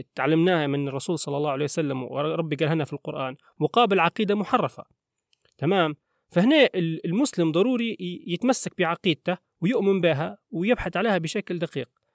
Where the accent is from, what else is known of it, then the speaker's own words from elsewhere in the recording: Libya; احنا كليبيين مثلا على سبيل المثال احنا مثلا هويتنا ان احنا ليبيين